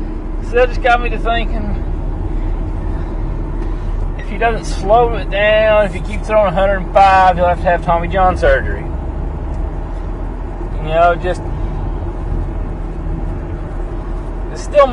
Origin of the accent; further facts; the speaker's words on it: Arkansas, United States; since I'm from Arkansas